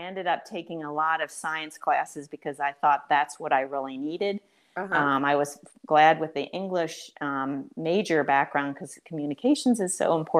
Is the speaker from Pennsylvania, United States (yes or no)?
yes; Boyertown, Pennsylvania, United States; moved away as an adult; also born or lived in Boston; my roots in Boyertown, because just growing up in a small town, now it's no longer a small town